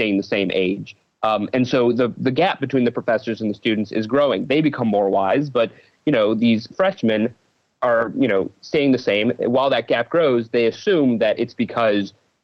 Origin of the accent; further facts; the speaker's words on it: Cleveland, Ohio, United States; I was born in Cleveland, Ohio, so I'm a Midwesterner